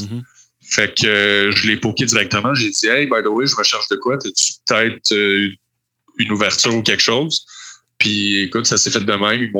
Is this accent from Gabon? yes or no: no; Montreal, Quebec, Canada; Oui, oui, je viens de Montréal. J'ai pas mal toujours habité à Montréal.